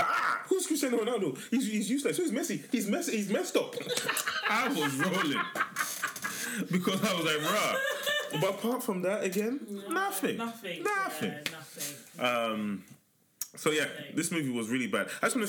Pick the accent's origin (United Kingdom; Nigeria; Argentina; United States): Nigeria; just because we're Nigerian, wants to help us.